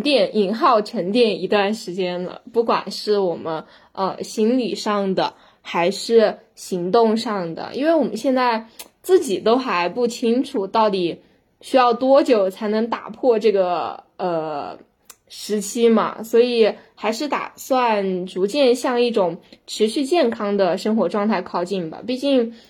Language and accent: Chinese; Sichuan, China; 可以能能看出我们四川人的心态了吧？